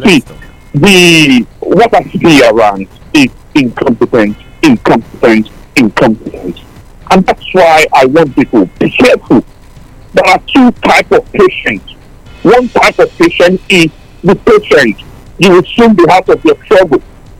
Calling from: Tottenham, London, United Kingdom; Yeah, this is …. I'm calling you from Tottenham.

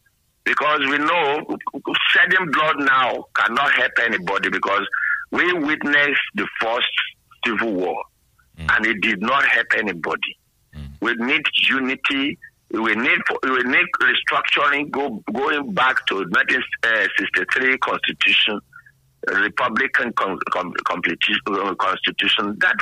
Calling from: Lagos, Nigeria; not you. Calling from Yaba, Lagos.

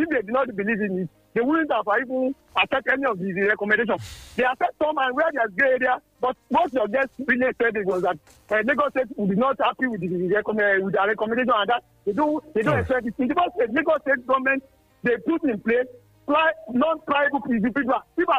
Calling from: Milan, Lombardy, Italy; I'm calling from Milano.

